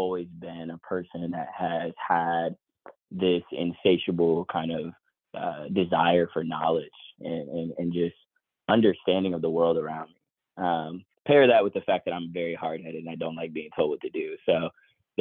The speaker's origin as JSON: {"language": "English", "town": "Newark", "region": "New Jersey", "country": "United States", "tie": "born or raised there", "said": "I grew up in New Jersey, Newark, New Jersey, about 45 minutes and 30 minutes from New York City on the train."}